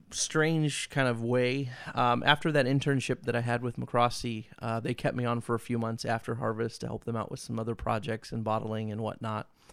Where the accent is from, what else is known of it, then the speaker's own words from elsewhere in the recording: Vacaville, California, United States; moved away as an adult; I grew up in Vacaville